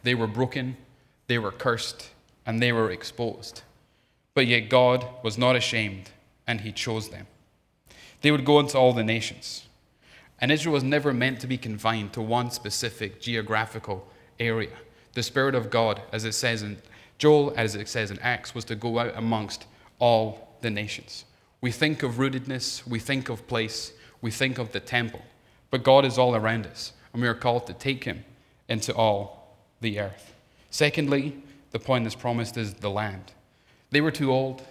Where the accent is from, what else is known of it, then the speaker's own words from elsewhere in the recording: Scotland, United Kingdom; moved away; being Scottish